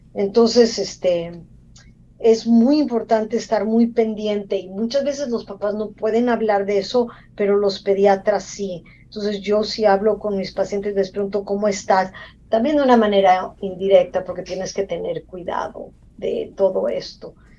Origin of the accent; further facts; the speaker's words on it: Mexico; moved away as an adult; also born or lived in Mexico City; now in United States; soy mexicana, eh, me entrené en la Ciudad de México, en la UNAM